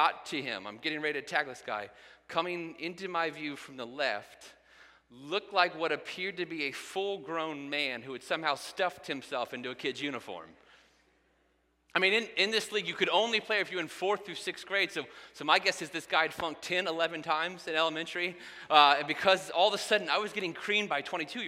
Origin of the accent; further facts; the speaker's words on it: Indiana, United States; I grew up in Indiana